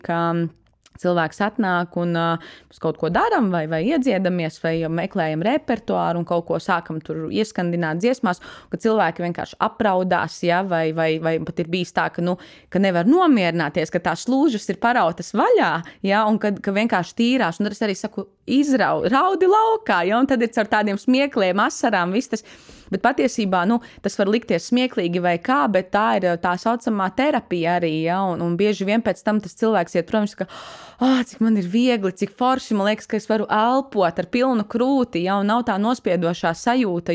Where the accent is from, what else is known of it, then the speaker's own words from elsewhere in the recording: Gulbene, Gulbene Municipality, Latvia; now in Riga, Latvia; ir mana dzimtā puse, Gulbene